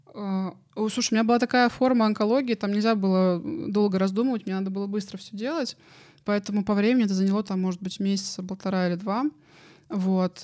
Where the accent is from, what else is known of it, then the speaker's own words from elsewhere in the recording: Moscow, Russia; я сама из Москвы